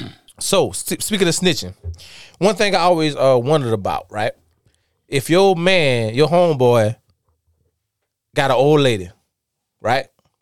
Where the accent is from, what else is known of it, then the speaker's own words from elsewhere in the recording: Darlington, South Carolina, United States; I'm from Darlington, South Carolina.